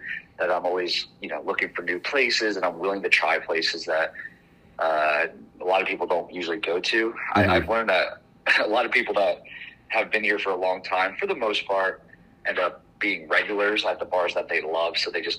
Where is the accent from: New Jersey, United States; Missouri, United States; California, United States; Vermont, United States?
New Jersey, United States; moved away as an adult; now in Austin, United States; No, I'm actually originally from New Jersey.